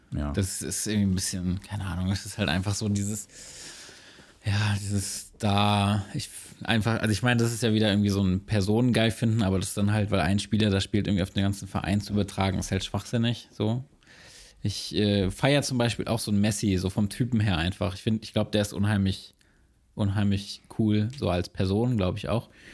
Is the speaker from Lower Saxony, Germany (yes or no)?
yes; Braunschweig, Lower Saxony, Germany; meiner Geburtsstadt Braunschweig